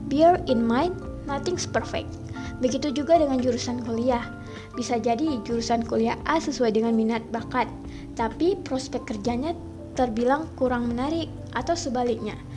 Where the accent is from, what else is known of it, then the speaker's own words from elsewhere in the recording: North Sumatra, Indonesia; Aku berasal dari Sumatera Utara.